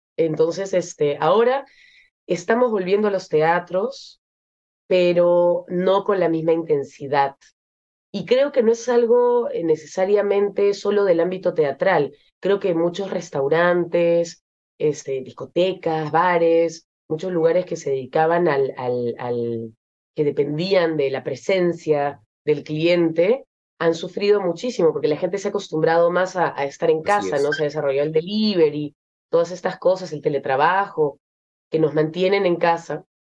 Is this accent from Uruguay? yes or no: no; Peru; moved away as an adult; also born or lived in Lyon, France; yo soy peruana y he vivido toda mi vida en, en, me he criado en el Perú, pero me fui a Francia para estudiar